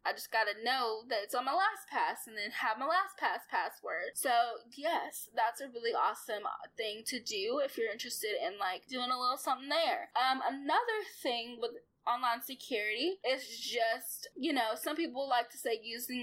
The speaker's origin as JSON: {"language": "English", "region": "Arkansas", "country": "United States", "said": "I'm from Arkansas and I live in Arkansas"}